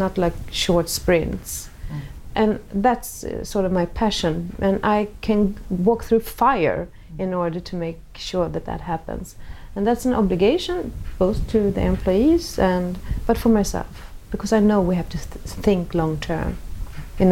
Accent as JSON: {"language": "English", "country": "Sweden", "tie": "born or raised there", "said": "me growing up in Sweden in the 60s"}